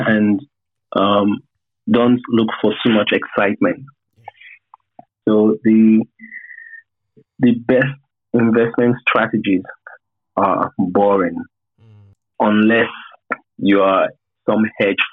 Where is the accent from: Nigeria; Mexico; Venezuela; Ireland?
Nigeria; as Nigerians